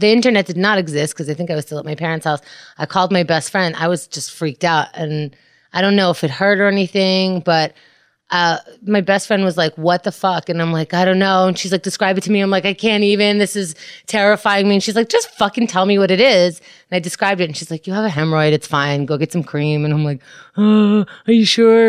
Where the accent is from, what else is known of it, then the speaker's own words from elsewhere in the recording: New York City, New York, United States; I grew up in Queens